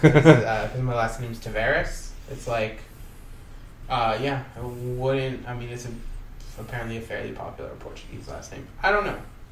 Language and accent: English; Canada; But as a Canadian